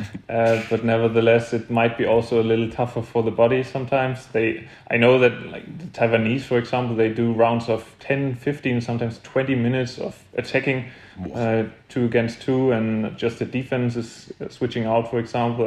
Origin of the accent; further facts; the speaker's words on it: Saarbrücken, Saarland, Germany; I was born in Saarbrücken also, so it's a real home tournament for me